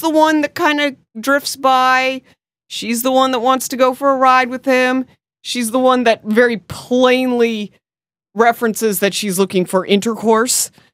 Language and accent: English; United States; being American